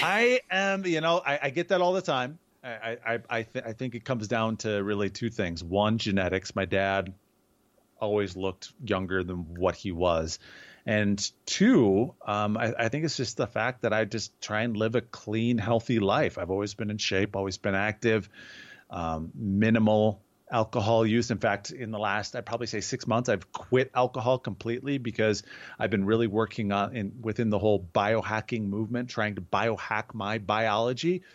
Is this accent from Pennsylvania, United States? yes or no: no; Southern Wisconsin, United States; moved away as an adult; now in Colorado Springs, United States; born and raised in Southern Wisconsin